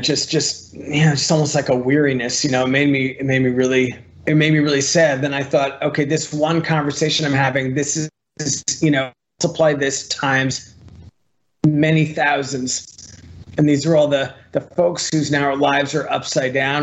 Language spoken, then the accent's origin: English; Long Island, New York, United States; when I was 15 and growing up on Long Island in New York